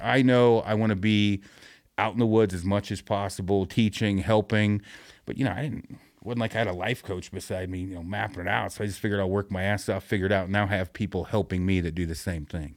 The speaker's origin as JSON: {"language": "English", "town": "Detroit Lake", "region": "Oregon", "country": "United States", "tie": "born or raised there", "said": "my hometown is Detroit Lake, Oregon, which most people, it's two hundred people"}